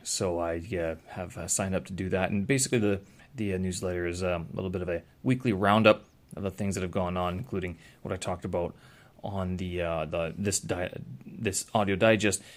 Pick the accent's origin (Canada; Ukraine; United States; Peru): Canada; Winnipeg, Manitoba; my hometown, Winnipeg